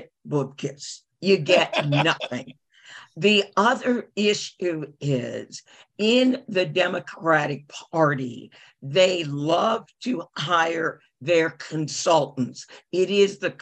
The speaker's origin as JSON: {"language": "English", "region": "Virginia", "country": "United States", "said": "I am not from Georgia. I am from Virginia."}